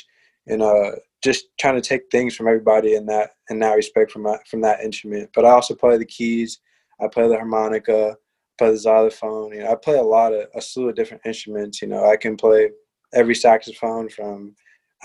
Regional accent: Fort Wayne, Indiana, United States; also born or lived in Gary, Indiana; I mostly grew up in Fort Wayne

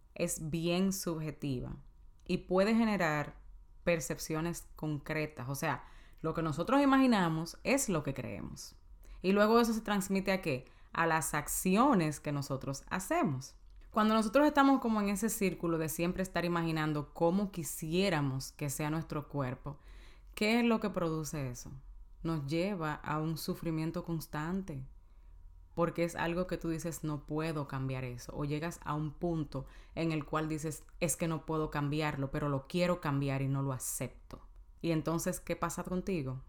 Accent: Dominican Republic; En mi país, en República Dominicana

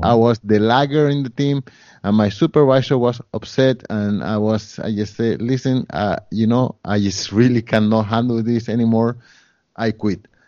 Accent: Colombia; now in Montreal, Canada; I come from Colombia, and at the time that I came, Colombia was a poorer country.

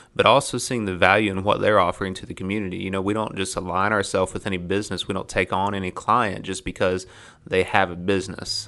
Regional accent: Ohio, United States; moved away as an adult; I was raised in Ohio, but, uh, but, you know, my family's got the hillbilly highway history

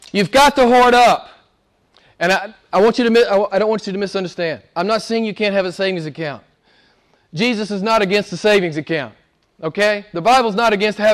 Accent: United States; I'm an American

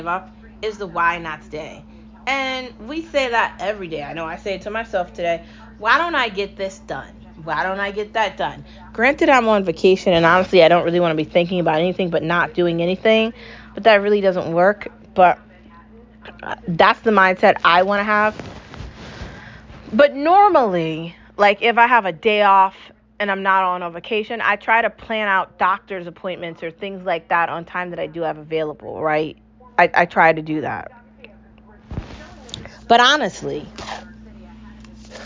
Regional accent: United States; I'm speaking as an American

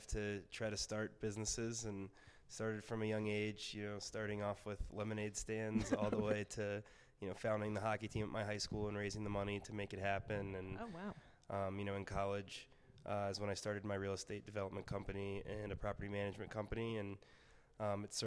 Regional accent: Charleston, South Carolina, United States; now in Denver, United States; I'm from Charleston, South Carolina

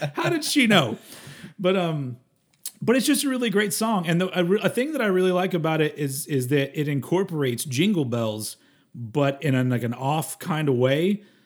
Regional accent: United States; I'm American

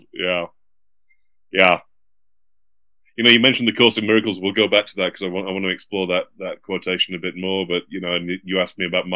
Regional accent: United Kingdom; now in United States; I'm British

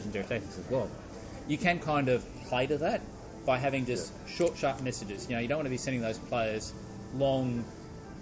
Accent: Australia; myself as an Australian

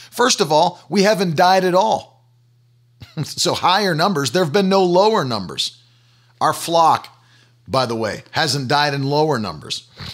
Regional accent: United States; as an American

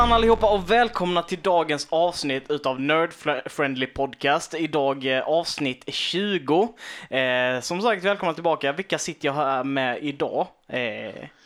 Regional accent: Karlshamn, Blekinge, Sweden; vi kommer från Karlshamn, de flesta av oss

